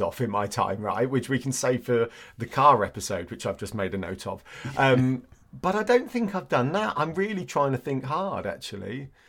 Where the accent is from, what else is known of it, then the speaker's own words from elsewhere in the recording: Andover, South East England, United Kingdom; I grew up in Andover